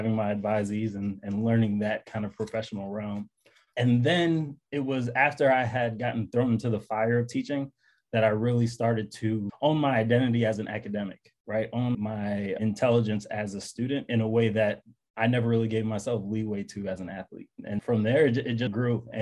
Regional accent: New York City, New York, United States; I grew up in Bed-Stuy, Brooklyn.

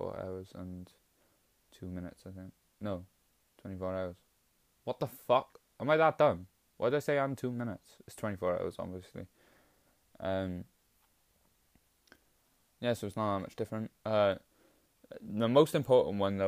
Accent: Welsh, Wales, United Kingdom; We're just Welsh.

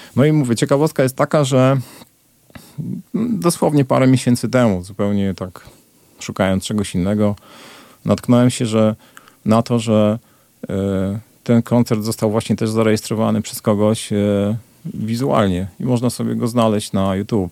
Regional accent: Poland; also born or lived in Glasgow; jestem z Polski

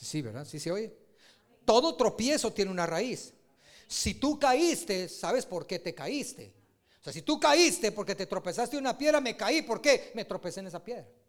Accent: Guatemala; uno como guatemalteco

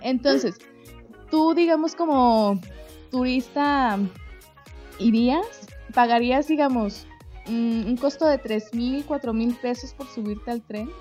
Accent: Mexico; como mexicanos

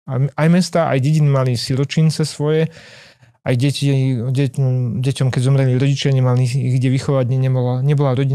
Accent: Slovakia; A my sme Slováci, sme ešte stále väčšina Slovákov žije na dedinách.

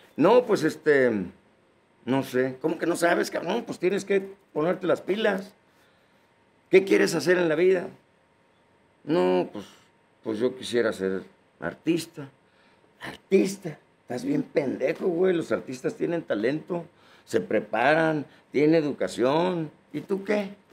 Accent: Yuriria, Guanajuato, Mexico; moved away; also born or lived in United States; yo soy del Rancho Zapotitos, municipio de Yuriria, Guanajuato. Fui niño campesino. Yo de los 6 a los 11 años anduve sembrando la tierra.

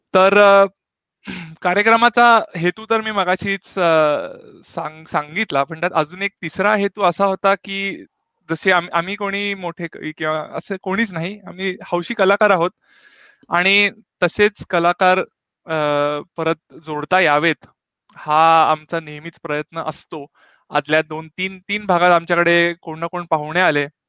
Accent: Pune, Maharashtra, India; also born or lived in Belgaum; now in Stuttgart, Germany; तसा मी जन्म बेळगावचा मूळचा पुण्याचा

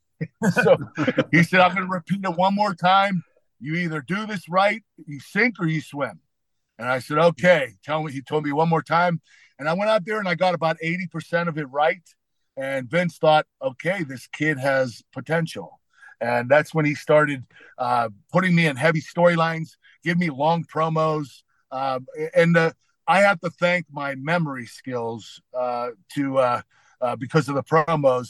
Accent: Pittsburgh, Pennsylvania, United States; my hometown of Pittsburgh

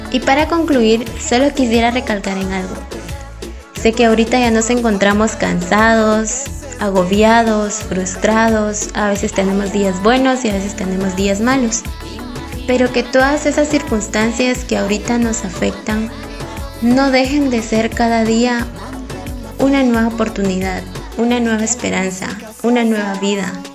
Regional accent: Coatepeque, Quetzaltenango, Guatemala; moved away as an adult; soy de Coatepeque y partí a la ciudad de Quetzaltenango en busca de un sueño.

